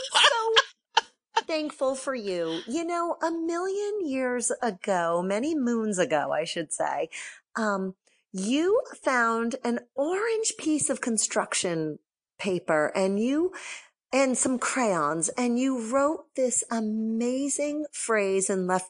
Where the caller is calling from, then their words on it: New Haven, Connecticut, United States; I'm in New Haven, Connecticut.